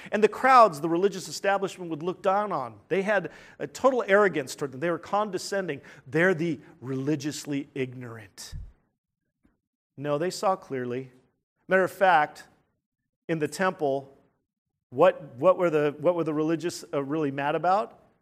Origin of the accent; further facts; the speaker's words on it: United States; We're independent Americans